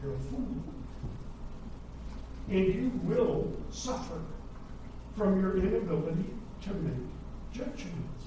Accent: United States; moved away as an adult; also born or lived in Kenya; as an American

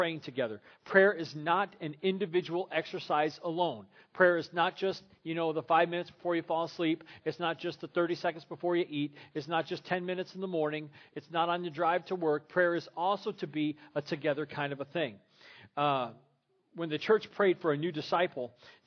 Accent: Crown Point, Indiana, United States; also born or lived in Terre Haute, Indiana / Lincoln, Illinois / Atwood, Illinois / Forest Lake, Minnesota; now in Griffith, United States; I grew up at First Christian Church in Crown Point, Indiana

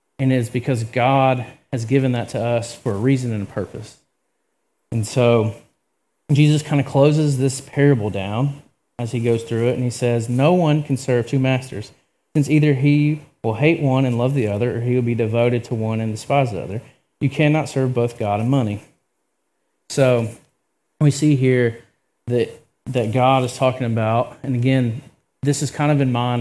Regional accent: Georgia, United States; I'm also from Georgia

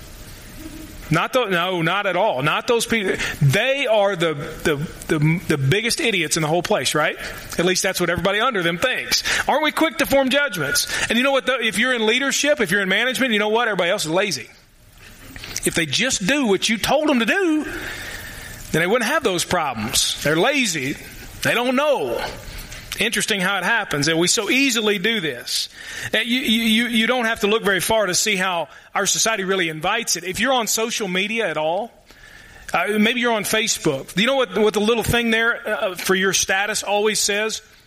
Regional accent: the Golden Triangle in Kentucky, United States; moved away; I ain't from here. In fact, I am from the Golden Triangle in Kentucky. Louisville, Lexington, Northern Kentucky.

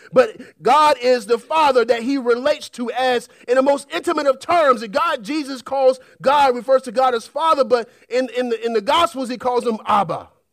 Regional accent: United States; we're an American society

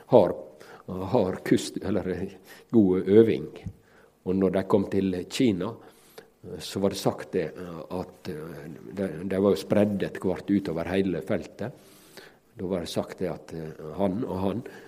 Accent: Ellingsøya, Møre og Romsdal, Norway; mi heimbygd, Ellingsøya, der jeg vokste opp

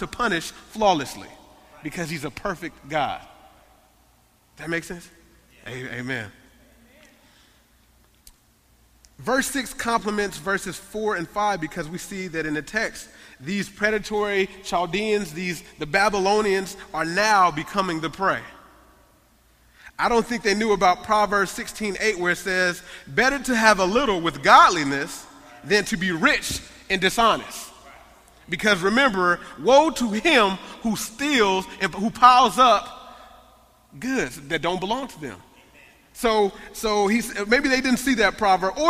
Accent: United States; I love being American

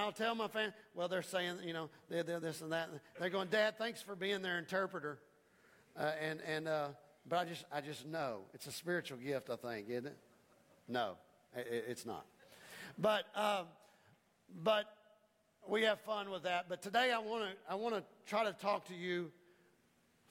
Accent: United States; I'm an American

